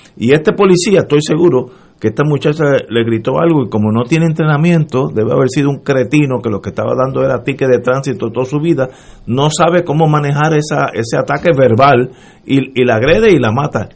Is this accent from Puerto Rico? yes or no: yes; Puerto Rico; somos de Puerto Rico